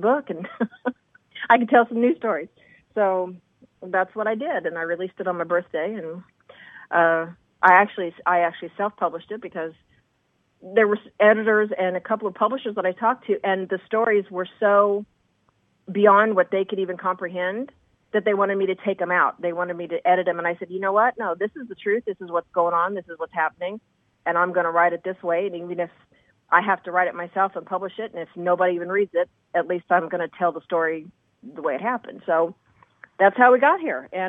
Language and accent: English; Indiana, United States; moved away as an adult; also born or lived in New York City / Huff, Kentucky (family); now in Los Angeles, United States; I grew up in Indiana